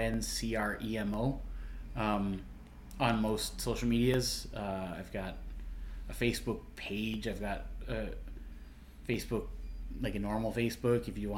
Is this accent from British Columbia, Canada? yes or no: no; Sydney, Nova Scotia, Canada; moved away; the show that I'm doing in Sydney on April 14th at the Highland Arts Theatre is... it's kind of the hometown show, kind of the homecoming show.